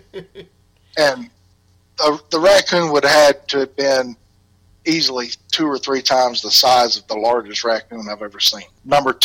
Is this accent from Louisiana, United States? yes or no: no; Southeast Alabama, United States; accent: Alabama; moved away as an adult; now in Indianapolis, United States; I'm originally from Southeast Alabama